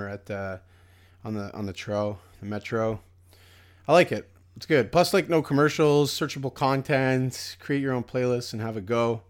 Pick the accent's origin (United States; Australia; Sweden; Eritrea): Sweden; English is a second language; We are from Sweden.